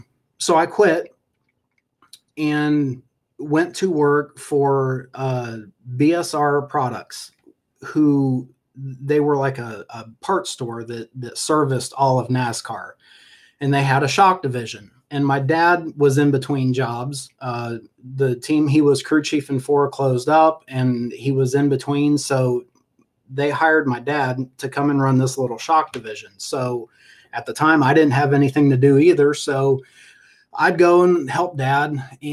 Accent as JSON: {"language": "English", "region": "Ohio", "country": "United States", "tie": "born there", "said": "growing up, I was born in Ohio, and my dad raced, was in road racing."}